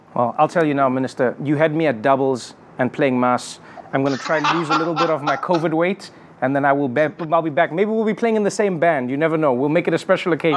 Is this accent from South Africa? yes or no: yes; South Africa; as a South African